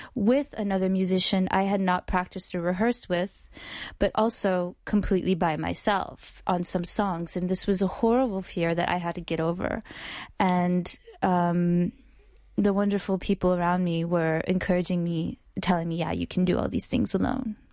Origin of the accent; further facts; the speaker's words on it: Oklahoma City, Oklahoma, United States; moved away as an adult; also born or lived in New York; I was not born in New York. I'm originally from Oklahoma.